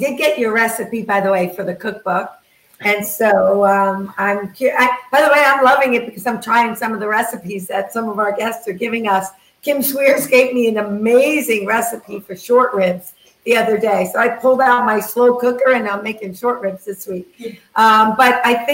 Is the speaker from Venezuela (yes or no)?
no; New York, United States; I come from New York